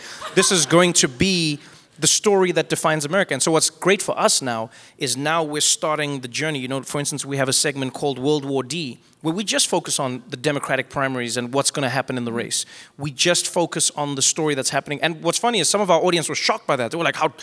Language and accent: English; South Africa; as a South African